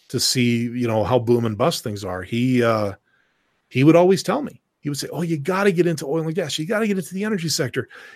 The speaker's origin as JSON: {"language": "English", "country": "Canada"}